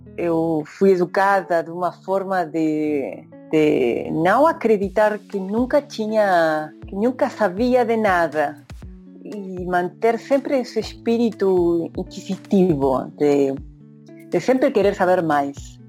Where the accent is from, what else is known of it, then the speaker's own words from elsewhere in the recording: Bahía Blanca, Buenos Aires Province, Argentina; Portuguese is a second language; moved away as an adult; also born or lived in Rio de Janeiro, Brazil / New York, United States; now in Brazil; eu sou de Bahia Blanca